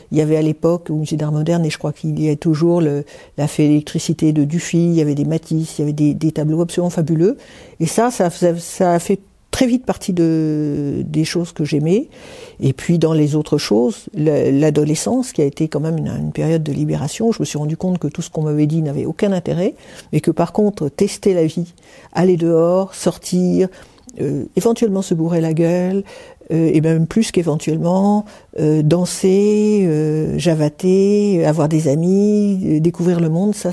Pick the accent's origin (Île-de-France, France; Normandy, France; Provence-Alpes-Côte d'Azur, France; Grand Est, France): Île-de-France, France; Paris; moved away as an adult; also born or lived in Aix-en-Provence; j'ai quitté Paris, mes parents, et je suis allé m'installer à Aix-en-Provence.